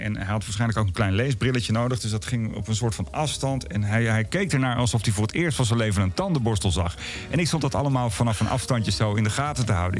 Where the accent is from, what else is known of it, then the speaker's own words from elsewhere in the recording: Blaricum, North Holland, Netherlands; vanuit Blarikum, waar ik ben opgegroeid